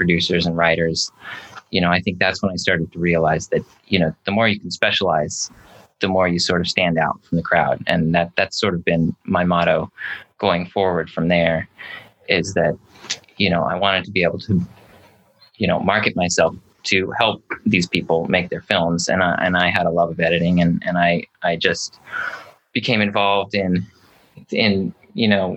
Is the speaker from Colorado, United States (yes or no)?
yes; Colorado, United States; moved away as an adult; also born or lived in California; I grew up in Colorado.